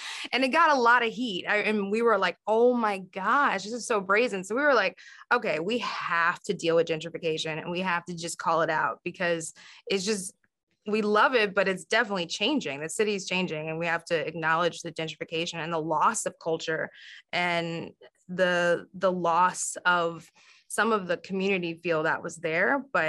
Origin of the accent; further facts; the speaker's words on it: South Carolina, United States; and I'm from South Carolina and Sylvia's from South Carolina